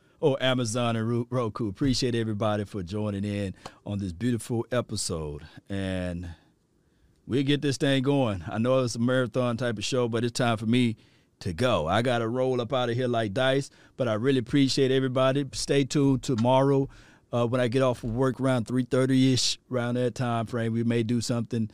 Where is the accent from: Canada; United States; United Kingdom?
United States; Mississippi; I'm from Mississippi